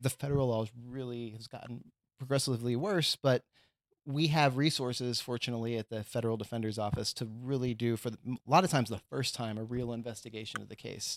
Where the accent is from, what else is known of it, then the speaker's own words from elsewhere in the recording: Texas, United States; moved away; I'm from Texas